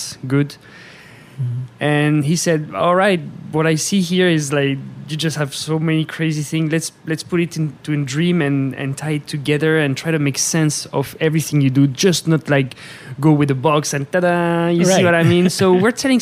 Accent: France; moved away as an adult; now in Las Vegas, United States; I came from France with the Cirque du Soleil

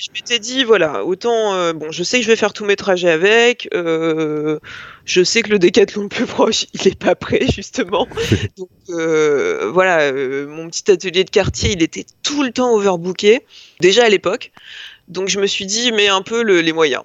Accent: Lille, Hauts-de-France, France; moved away as an adult; also born or lived in Rennes; now in Paris, France; je suis lilloise d'origine

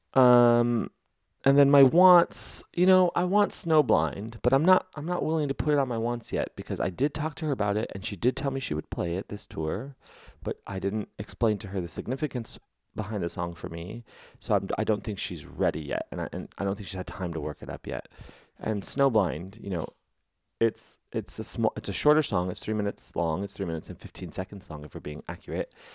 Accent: Los Angeles, California, United States; I'm from Los Angeles

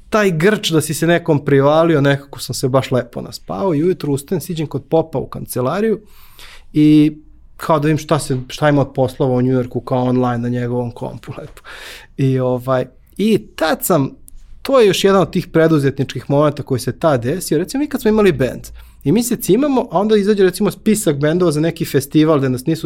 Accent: Belgrade, Serbia; moved away as an adult; odakle si ti? Ja kažem, iz Beograda.

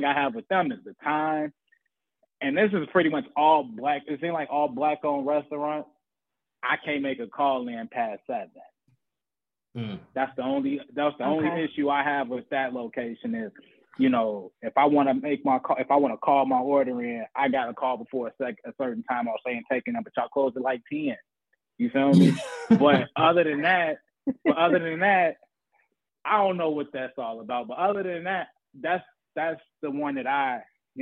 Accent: Hazel Crest, Illinois, United States; moved away as an adult; now in Chicago, United States; I grew up in the burbs. So I'm from Hazelcrest.

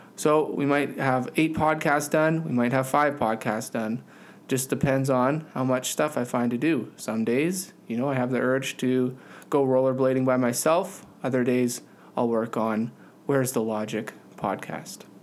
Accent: Canada; in Canada we don't study U S geography in school

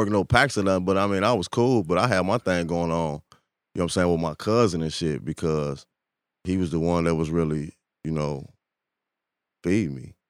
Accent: Chicago, Illinois, United States; I grew up in Parkway

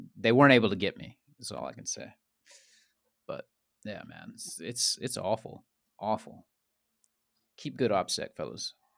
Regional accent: Central Georgia, United States; moved away; I'm from Central Georgia.

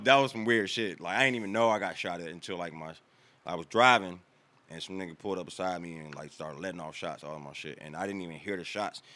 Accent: Washington, District of Columbia, United States; moved away as an adult; also born or lived in Landover, Maryland; now in North Carolina, United States; born and raised in Maryland, raised in Washington

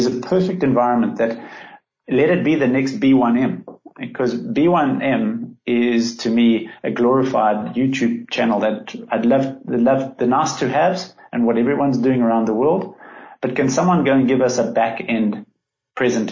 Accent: South Africa; my being South African

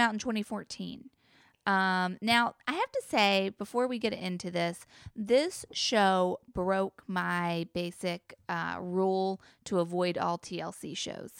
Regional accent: the Bible Belt, United States; a Christian rhetoric I remember from growing up in the Bible Belt.

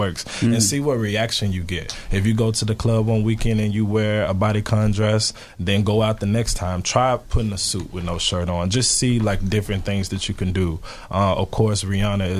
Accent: Memphis, Tennessee, United States; I'm from the South, so I'm from Memphis, Tennessee

